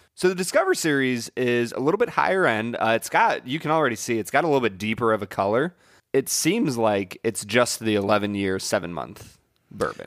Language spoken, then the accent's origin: English; Cleveland, Ohio, United States; I'm from Cleveland